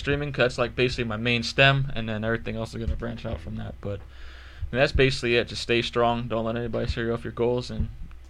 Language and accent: English; New York, United States; I grew up in New York, which literally just getting food and keeping the lights on was hard